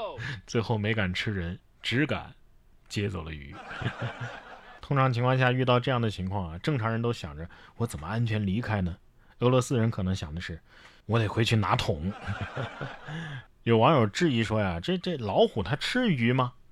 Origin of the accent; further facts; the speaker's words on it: China; 我们中国人